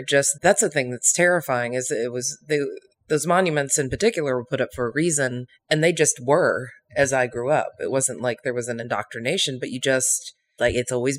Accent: Northern Virginia, United States; I'm Virginian, but as anyone south of Fairfax will tell you, I'm not a Virginian. I was born in Northern Virginia, which is a whole different thing.

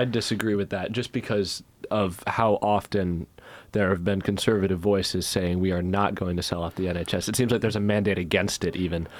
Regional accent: United States; now in United Kingdom; I am American

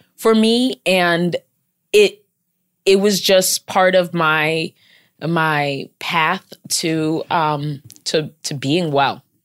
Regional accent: Maryland, United States; moved away as an adult; now in New York City, United States; I'm from Maryland, so my family's in Maryland, and I'm out here in New York City

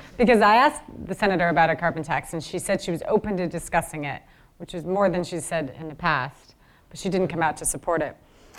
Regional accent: Washington, United States; in Washington State, which is my home state and one of the most progressive in the nation

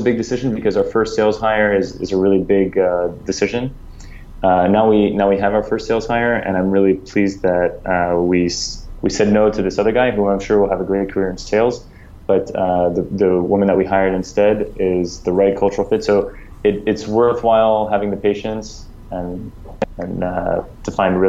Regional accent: France; also born or lived in United States; I was born in the US, I grew up in France.

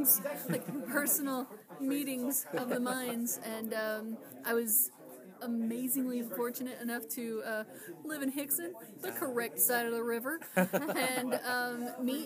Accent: East Ridge, Tennessee, United States; I was born in East Ridge.

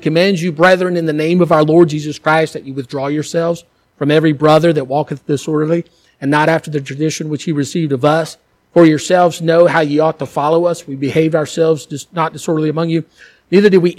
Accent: United States; moved away; as an American

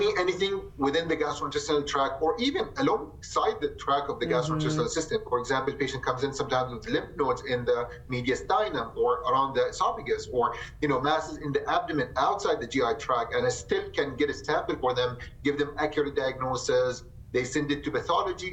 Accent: Jordan; moved away as an adult; also born or lived in Michigan / Tampa, Florida; now in Rapid City, United States; I came from Jordan and I did my medical school there, and then I moved to the state and to Michigan in 2015

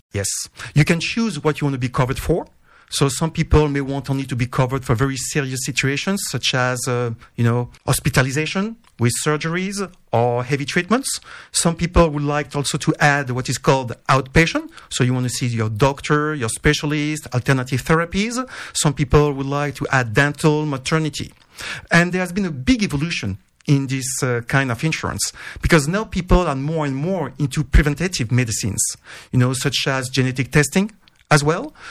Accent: French Riviera, Provence-Alpes-Côte d'Azur, France; moved away; I was born on the French Riviera and I was always listening to Riviera Radio

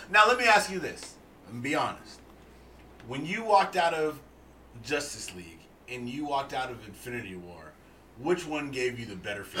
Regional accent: Boston, Massachusetts, United States; Hey, I come to San Francisco for the clam chowder. I'm from Boston, but I'm here for the chowder.

